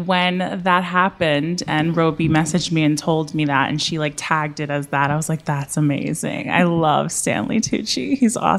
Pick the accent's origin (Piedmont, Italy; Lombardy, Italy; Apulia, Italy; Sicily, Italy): Apulia, Italy; a little town outside of Bari in Puglia; now in Richmond, United States; In a little town outside of Bari in Puglia, which is like, it was a little seaside town. So yeah, that's where my family is, my whole family. Yeah, that's where I grew up.